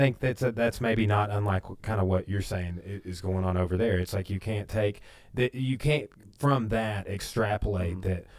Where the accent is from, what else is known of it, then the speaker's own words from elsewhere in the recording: Clarksville, United States; when I was growing up in Clarksville.